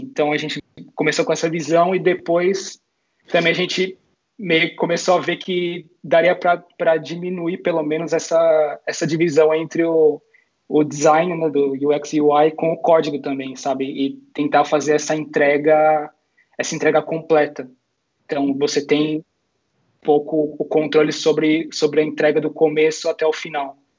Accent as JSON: {"language": "Portuguese", "town": "Santo André", "region": "São Paulo", "country": "Brazil", "also_born_or_lived": "Madrid, Spain", "moved": "as an adult", "lives_now": "Barcelona, Spain", "said": "eu sou de São Paulo, de Santo André"}